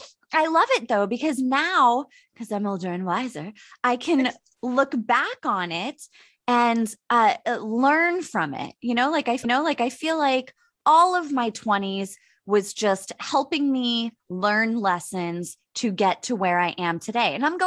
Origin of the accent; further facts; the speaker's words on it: Pittsburgh, Pennsylvania, United States; I'm 39 years old. I'm from Pittsburgh.